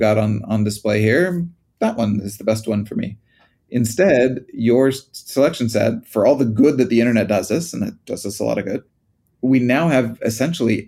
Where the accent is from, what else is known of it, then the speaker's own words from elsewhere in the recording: United States; moved away; When I was growing up in the States